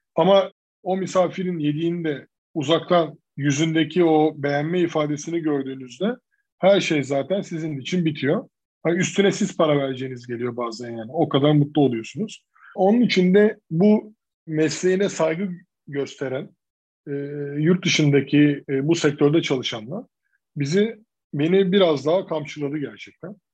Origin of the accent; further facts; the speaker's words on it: İzmir, Turkey; Ben de bunun içine doğdum 3 yaşındayken. E, ve hep burada büyüdük